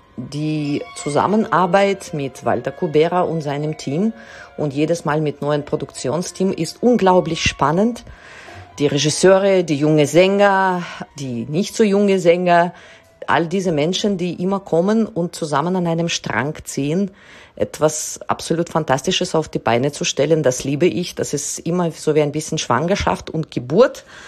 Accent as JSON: {"language": "German", "country": "Israel", "also_born_or_lived": "Russia", "moved": "yes", "lives_now": "Vienna, Austria", "said": "Ich komme aus Israel, wurde aber in Russland geboren"}